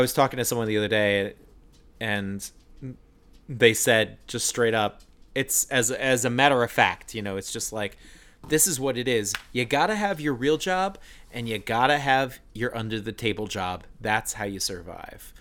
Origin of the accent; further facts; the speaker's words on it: Long Island, New York, United States; I was born on Long Island